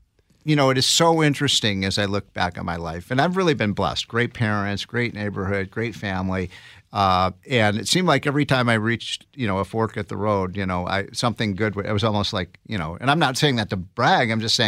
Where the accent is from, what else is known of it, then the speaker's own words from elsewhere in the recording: Illinois, United States; I grew up in the North Shore area of Chicago, so we used to jump on the L.